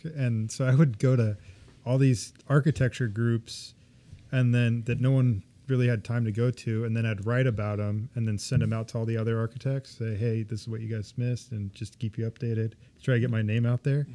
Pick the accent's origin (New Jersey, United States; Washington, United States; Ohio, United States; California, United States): California, United States; Ventura; also born or lived in Boulder, Colorado; now in Seattle, United States; I grew up in California, just, uh, North L A, Ventura